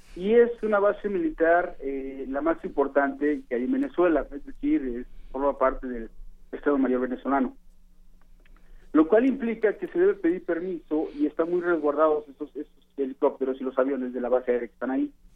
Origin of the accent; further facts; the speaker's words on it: Mexico; me refiero a, a los mexicanos